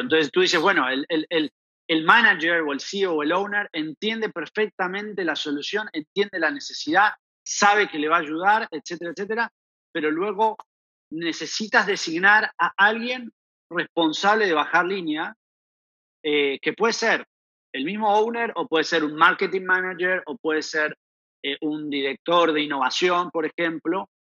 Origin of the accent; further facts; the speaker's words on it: Argentina; accent: Argentine; moved away as an adult; also born or lived in Barcelona / Panama; efectivamente soy argentino, lo dice mi acento. Em, llevo más o menos 15 años fuera de, Argentina